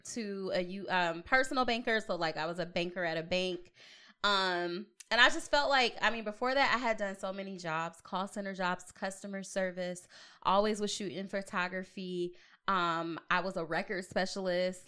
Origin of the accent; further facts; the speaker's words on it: Long Beach, California, United States; also born or lived in Atlanta; now in Portland, United States; I'm from Long Beach